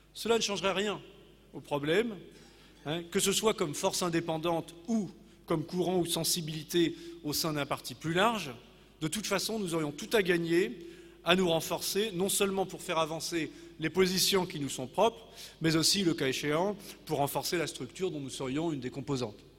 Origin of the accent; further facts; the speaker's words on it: Normandy, France; chez nous en Normandie